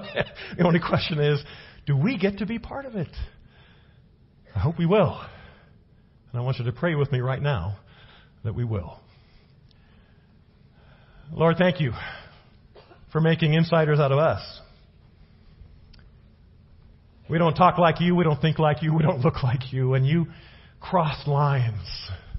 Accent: Los Angeles, California, United States; now in Prescott, United States; I come from Los Angeles. Okay. Cultural melting pot.

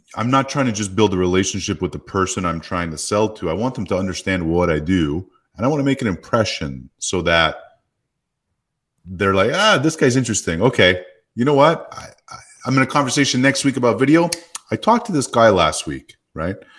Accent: Canada; now in Phoenix, United States; I live in Phoenix, Arizona, 'cause I grew up in Canada and there's no snow where I live

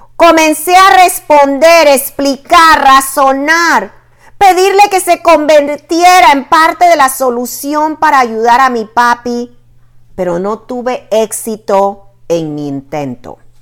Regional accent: Panama; now in Virginia, United States; mi país de origen

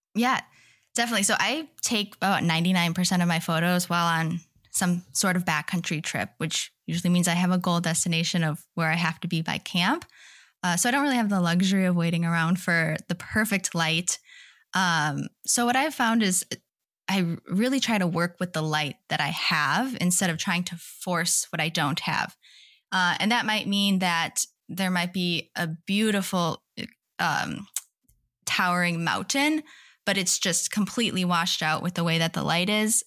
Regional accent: Wisconsin, United States; moved away as an adult; now in Seattle, United States; I grew up in Wisconsin, but my husband and I moved to Washington in twenty seventeen

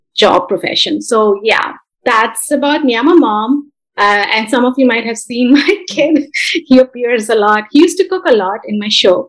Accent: India; moved away as an adult; now in Bay Area, California, United States; I was born and brought up in India, then I moved to US about 11 years back once I got married.

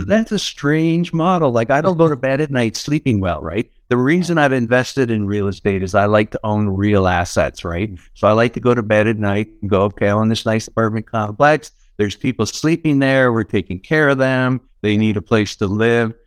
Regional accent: Niagara Falls, Ontario, Canada; I'm from Niagara Falls, Canada, that's where I'm originally from.

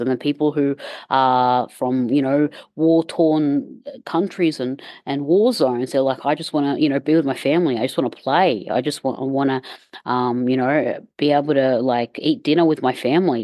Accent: Egypt; I'm from Egypt

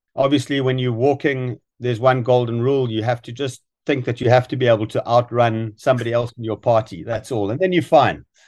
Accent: South Africa; moved away; I grew up in South Africa

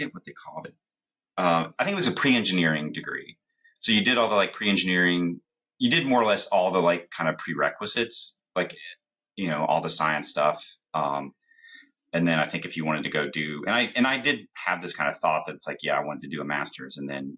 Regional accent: Columbus, Ohio, United States; moved away as an adult; now in New Jersey, United States; I grew up in Columbus

